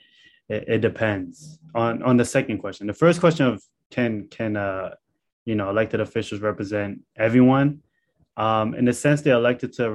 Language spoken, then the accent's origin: English; New York City, New York, United States; me growing up in Canarsie, Brooklyn